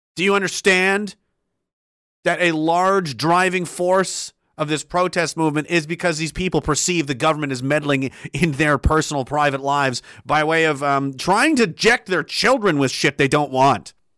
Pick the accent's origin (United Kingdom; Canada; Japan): Canada; as Canadian citizens